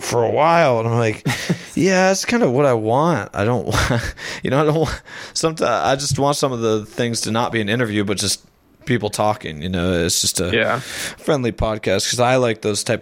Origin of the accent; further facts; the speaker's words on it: United States; as a American